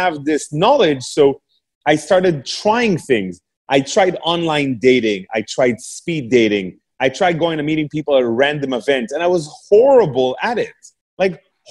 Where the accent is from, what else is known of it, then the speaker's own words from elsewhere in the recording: Canada; English is a second language; moved away as an adult; also born or lived in England; I'm a Canadian guy moving to England